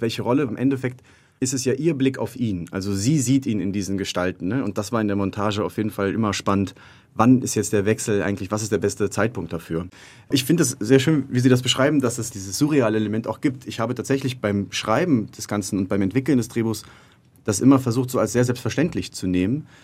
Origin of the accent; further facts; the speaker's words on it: Cologne, North Rhine-Westphalia, Germany; also born or lived in Madrid, Spain; im Rheinland in der Gegend ungefähr in der Nähe davon, wo ich aufgewachsen bin